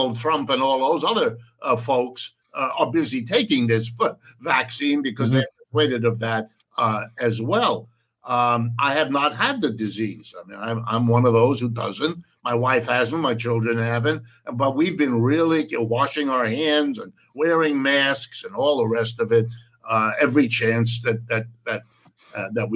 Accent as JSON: {"language": "English", "region": "Ohio", "country": "United States", "tie": "born or raised there", "first_language": "French and German", "second_language": "English", "said": "I was born in Ohio, lived here all my life"}